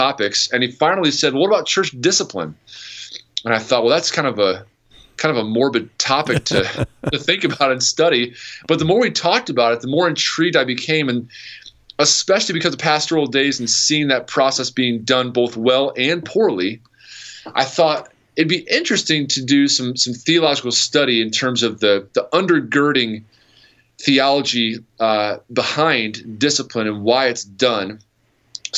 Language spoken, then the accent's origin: English; New York, United States; also born or lived in Wisconsin / Akron, Ohio; now in Ohio, United States; I'm from New York originally